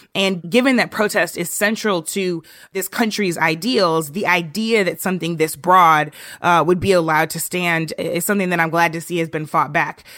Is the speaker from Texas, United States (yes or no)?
no; St. Louis, Missouri, United States; my hometown of Saint Louis